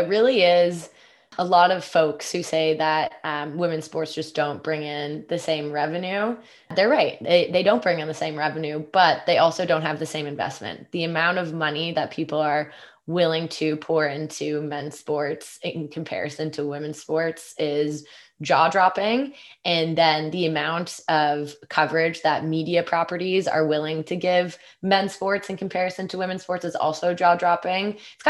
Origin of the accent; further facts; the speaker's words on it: Canada; It's so interesting being a Canadian and now working, especially on the content team.